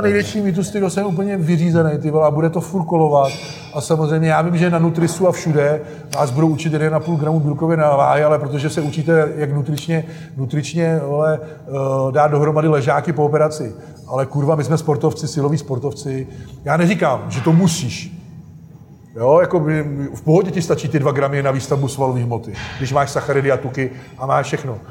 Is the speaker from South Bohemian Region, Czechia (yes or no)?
yes; South Bohemian Region, Czechia; jak jsme z Jihu Čech, tak tady jsou sami rybníky